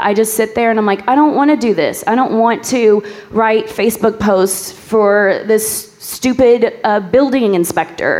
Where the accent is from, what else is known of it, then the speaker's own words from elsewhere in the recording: New Albany, Indiana, United States; I'm from New Albany.